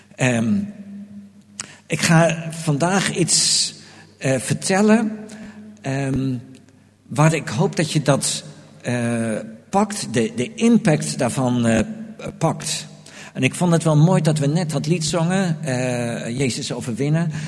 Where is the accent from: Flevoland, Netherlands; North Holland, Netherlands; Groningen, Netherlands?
Groningen, Netherlands; moved away as an adult; also born or lived in Delft; now in Amsterdam, Netherlands; ik kwam uit Groningen, woonde in Delft, kreeg een baan in Amersfoort